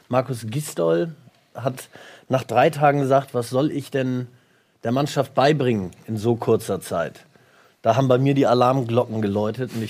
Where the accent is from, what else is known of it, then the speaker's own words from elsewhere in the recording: Hamburg, Germany; Ich bin Hamburger.